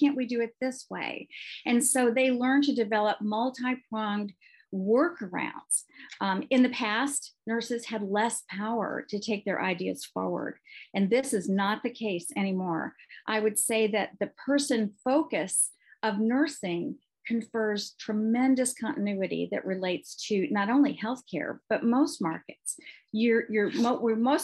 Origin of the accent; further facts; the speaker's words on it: Texas, United States; I come from Texas